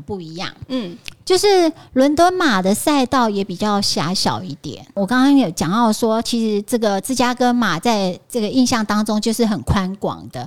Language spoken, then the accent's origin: Chinese; Taiwan; 我穿着台湾的国旗装，还是在我从台湾来的